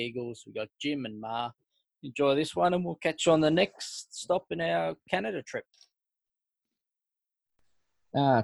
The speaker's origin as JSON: {"language": "English", "town": "Melbourne", "region": "Victoria", "country": "Australia", "tie": "born or raised there", "said": "I grew up in Melbourne my whole life."}